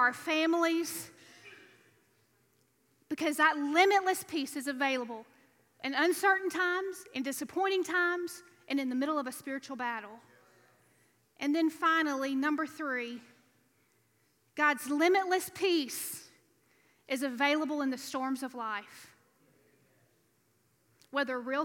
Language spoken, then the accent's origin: English; Alabama, United States; moved away as an adult; now in Louisiana, United States; I was raised in Alabama